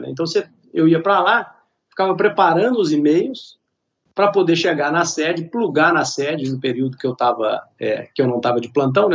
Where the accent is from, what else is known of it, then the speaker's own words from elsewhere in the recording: Belo Horizonte, Minas Gerais, Brazil; Eu sou de Belo Horizonte, nascido e criado em BH